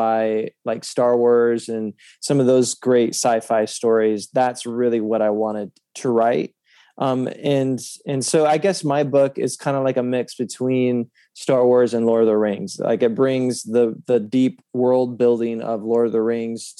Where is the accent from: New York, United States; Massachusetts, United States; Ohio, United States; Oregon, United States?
Oregon, United States; also born or lived in California; I was born in California, raised in Oregon